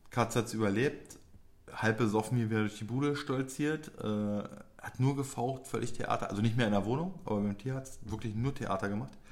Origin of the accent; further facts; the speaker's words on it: Poland; du Idiot, ich bin Pole.